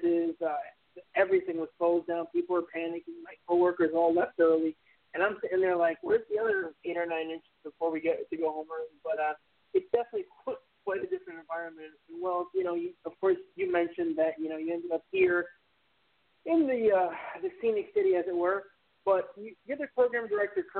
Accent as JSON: {"language": "English", "region": "New Jersey", "country": "United States", "moved": "yes", "said": "We're both from New Jersey originally"}